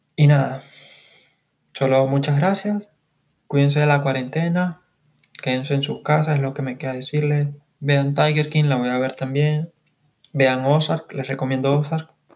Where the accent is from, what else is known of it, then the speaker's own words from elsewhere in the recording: Caracas, Capital District, Venezuela; soy de Caracas, Venezuela